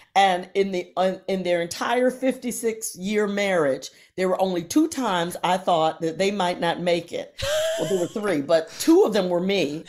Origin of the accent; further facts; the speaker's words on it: Virginia, United States; also born or lived in Akron, Ohio; We moved, uh, to Virginia, so I grew up mainly in Virginia